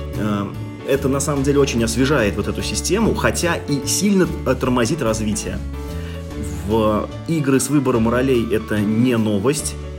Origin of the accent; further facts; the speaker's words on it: Russia; я человек, который родился в России